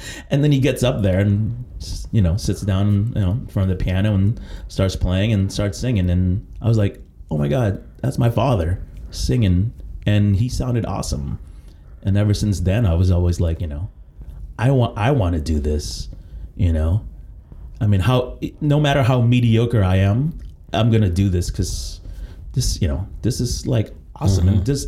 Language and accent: English; Philippines; I was born in the Philippines.